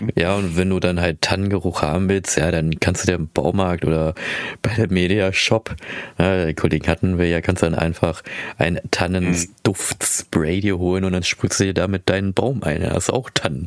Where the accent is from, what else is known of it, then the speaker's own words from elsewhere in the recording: Philippines; moved away; ich komme aus den Philippinen